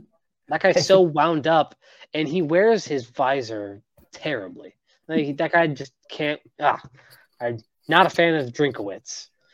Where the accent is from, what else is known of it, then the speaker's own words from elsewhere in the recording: Bay Area, California, United States; I'm from the Bay Area. I've grew up watching college football teams in the Bay Area.